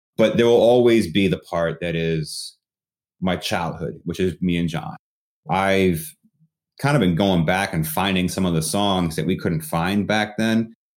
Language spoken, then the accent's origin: English; Connecticut, United States; I'm from Connecticut.